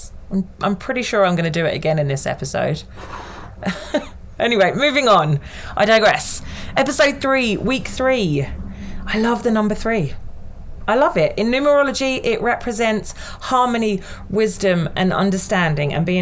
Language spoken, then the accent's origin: English; United Kingdom; I'm British